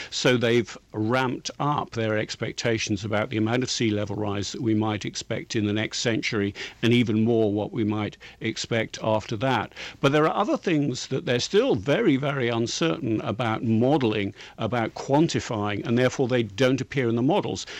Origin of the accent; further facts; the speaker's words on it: England, United Kingdom; I'm English